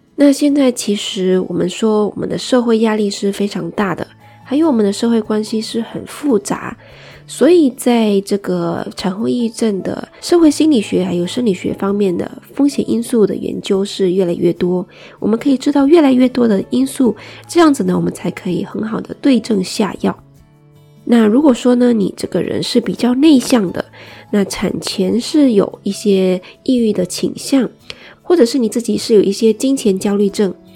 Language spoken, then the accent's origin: Chinese; Malaysia; 作为一个马来西亚人来说